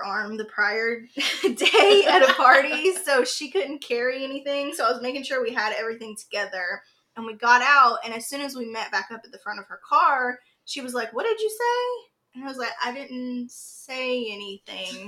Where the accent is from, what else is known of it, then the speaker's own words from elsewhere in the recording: Fayetteville, North Carolina, United States; We're originally from Fayetteville, North Carolina